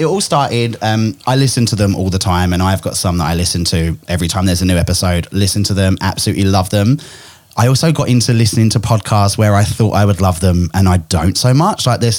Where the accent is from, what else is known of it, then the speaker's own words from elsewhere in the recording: England, United Kingdom; now in Australia; I'm originally from England, which is why I've got this messed up accent. Australians think I sound really English. English people think I sound really Australian, and I'm a bit of a combo.